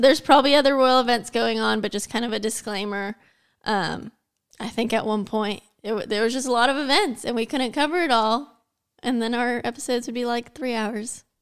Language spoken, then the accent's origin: English; United States; I'm American